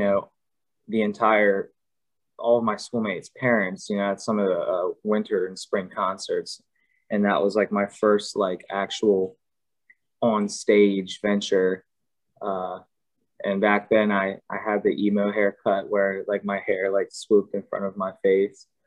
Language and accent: English; Maryland, United States; I'm from Maryland, so I'm born and raised here